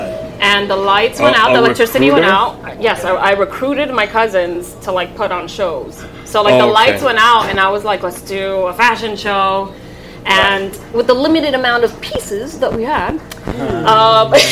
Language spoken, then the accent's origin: English; New York City, New York, United States; also born or lived in Santo Domingo, Dominican Republic / Bronx, New York; I lived in the Bronx briefly, mm-hmm. and then I grew up in Washington Heights, and then eventually moved back to the Bronx